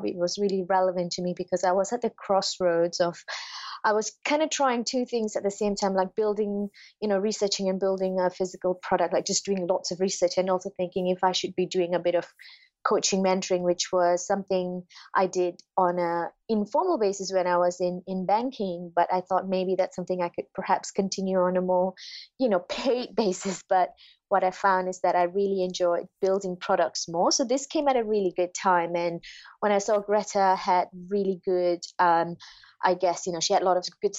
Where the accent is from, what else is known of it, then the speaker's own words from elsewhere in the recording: Malaysia; moved away; I'm originally from Malaysia